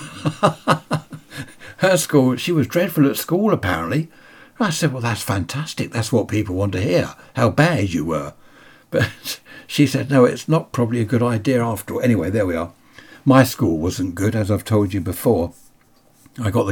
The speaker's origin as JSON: {"language": "English", "town": "Sutton", "region": "London", "country": "United Kingdom", "tie": "born or raised there", "also_born_or_lived": "Carshalton", "moved": "yes", "said": "I was born in Carshorton and lived in Sutton. Then we moved down here."}